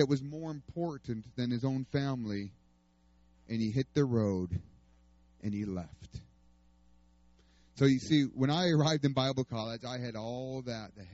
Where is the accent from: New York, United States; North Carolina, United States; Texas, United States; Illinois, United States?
New York, United States; moved away as an adult; also born or lived in Oklahoma; I'm from New York